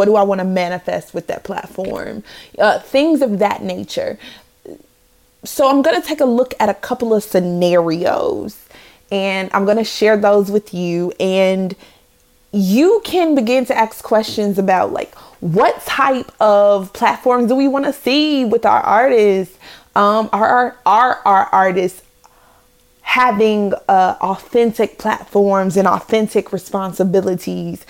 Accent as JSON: {"language": "English", "town": "Chicago", "region": "Illinois", "country": "United States", "tie": "born or raised there", "said": "I'm from the Chi, raised in the Chi."}